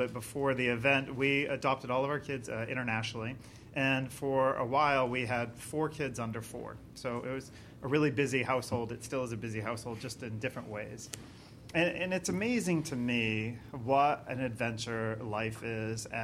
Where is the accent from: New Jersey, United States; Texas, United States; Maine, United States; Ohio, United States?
Maine, United States; moved away as an adult; now in Florida, United States; I'm originally from Maine, even though I live in Florida now